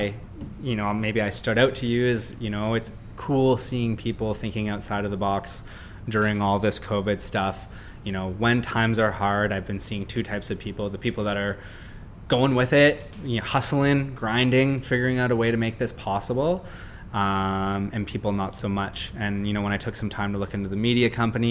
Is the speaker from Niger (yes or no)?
no; Canada; as Canadian, like I said, like, we have nine months of winter